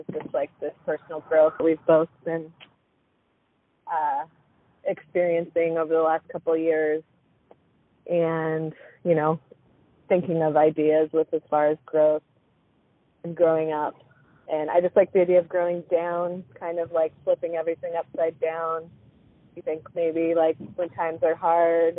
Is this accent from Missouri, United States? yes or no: no; International Falls, Minnesota, United States; moved away; also born or lived in Anchorage, Alaska; I'm from northern Minnesota, International Falls, Canadian border, and then I moved to Anchorage in 2006